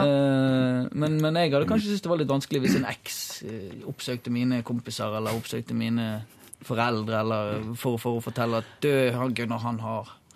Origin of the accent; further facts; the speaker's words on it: Bergen, Vestland, Norway; jeg kommer fra Kalfarat. Det er sånn snobbe snobbedelen av Bergen